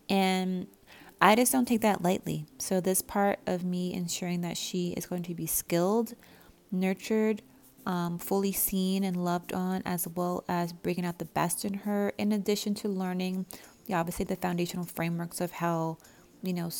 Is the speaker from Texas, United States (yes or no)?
no; Southern California, United States; growing up in Southern California, it's just like it's kind of like a second language, like by default.